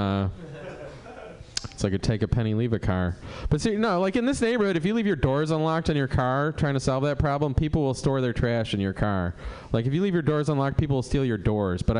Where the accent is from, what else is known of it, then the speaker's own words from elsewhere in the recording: Cleveland, Ohio, United States; moved away; I moved here for, in '98 from Cleveland. I do not like the weather. Uh, you know, I was from Cleveland.